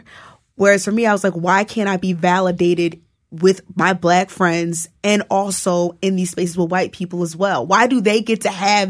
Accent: New Jersey, United States; I came from New Jersey and I knew that like part of the reason why Harlem seemed attractive to me because it seemed safer

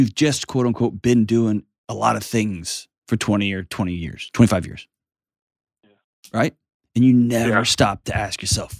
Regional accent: San Antonio, Texas, United States; because I'm freaking … from San Antonio, dude.

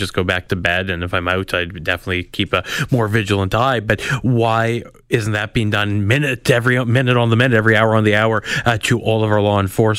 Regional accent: Manitoba, Canada; I'm from Manitoba.

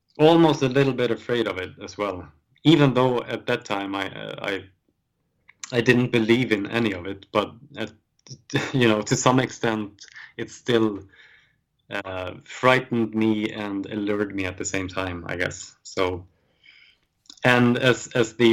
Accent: Sweden; us growing up in Sweden

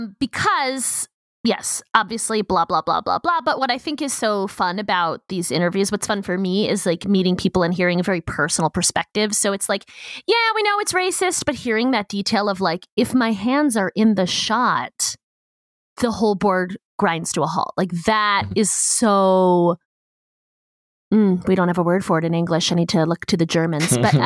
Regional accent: United States; as an American

